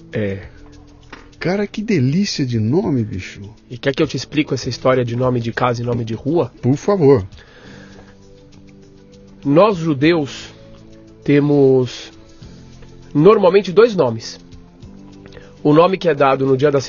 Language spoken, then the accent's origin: Portuguese; São Paulo, Brazil